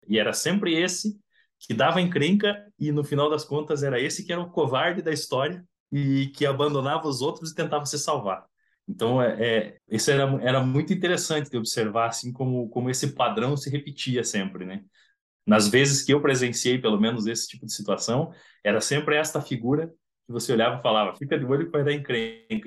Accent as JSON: {"language": "Portuguese", "town": "Curitiba", "region": "Paraná", "country": "Brazil", "tie": "born or raised there", "said": "Eu sou de Curitiba"}